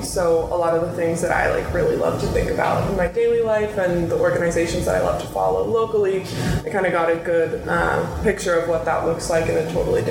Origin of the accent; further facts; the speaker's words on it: Seattle, Washington, United States; Yeah, I grew up here. Born and raised.